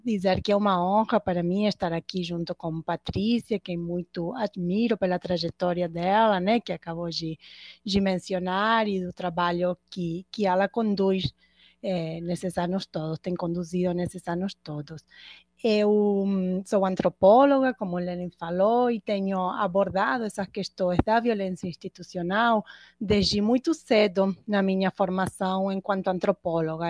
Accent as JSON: {"language": "Portuguese", "country": "Argentina", "moved": "as an adult", "lives_now": "Rio de Janeiro, Brazil", "said": "a Argentina, de onde eu sou, né, e onde me formei inicialmente"}